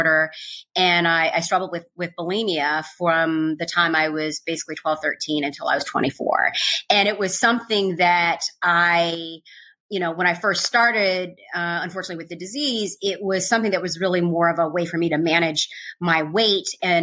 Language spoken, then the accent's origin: English; Chicago, Illinois, United States; growing up on the South Side of Chicago